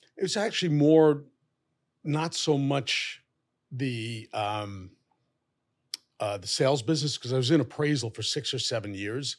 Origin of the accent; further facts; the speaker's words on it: New York City, New York, United States; I was born and raised in Fresh Meadows, Queens.